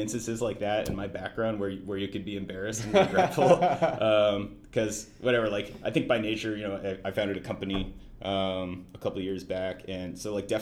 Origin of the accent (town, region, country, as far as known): Alamo, California, United States; born or raised there; also born or lived in Napa, California